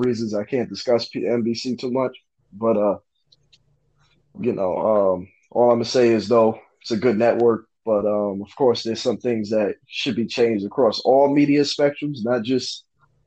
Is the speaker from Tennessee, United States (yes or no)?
no; New York City, New York, United States; I grew up in New York City